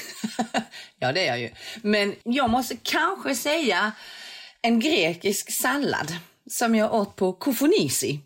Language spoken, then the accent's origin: Swedish; Sweden; also born or lived in London; jag som är svensk